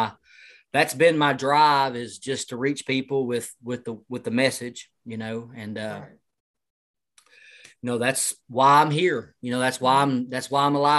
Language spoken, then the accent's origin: English; El Dorado, Arkansas, United States; I'm from El Dorado, Arkansas